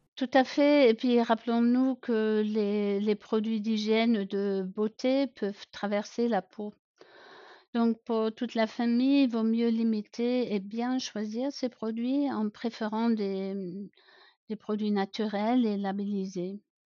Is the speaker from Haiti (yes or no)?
no; Germany; accent: German; French is a second language; j'ai grandi à la campagne en Allemagne, d'où mon petit accent.